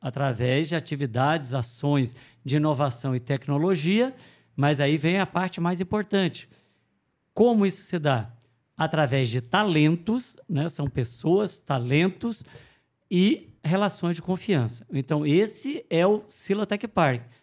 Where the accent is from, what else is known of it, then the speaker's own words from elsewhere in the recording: Guarapuava, Paraná, Brazil; eu sou de Guarapuava, sou o secretário de inovação de Guarapuava.